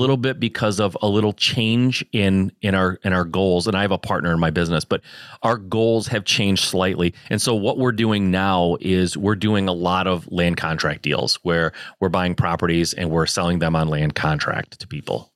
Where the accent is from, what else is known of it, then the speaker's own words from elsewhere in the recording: Michigan, United States; I born and raised in Michigan